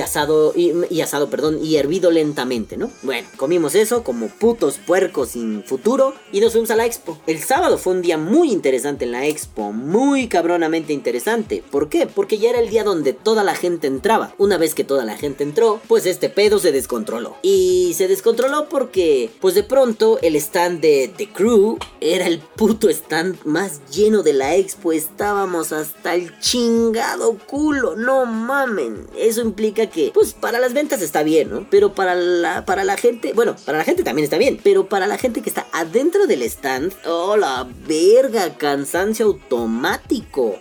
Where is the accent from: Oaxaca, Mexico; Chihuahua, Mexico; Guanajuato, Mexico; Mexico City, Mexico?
Mexico City, Mexico; yo que soy chilango de la Ciudad de México, yo nací aquí